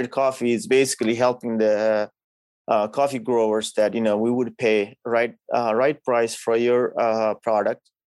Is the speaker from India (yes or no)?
no; Nepal; now in Ipswich, United States; growing up in a country like Nepal. You know, that's where I'm from